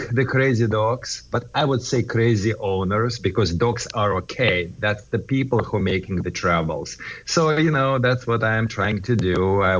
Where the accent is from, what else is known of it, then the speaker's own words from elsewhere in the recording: California, United States; I am from Southern California